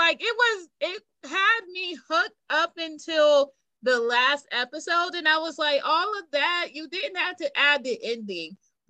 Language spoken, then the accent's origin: English; South Carolina, United States; born there; now in Roanoke, United States; Well, I was born in South Carolina, but I currently live in Virginia.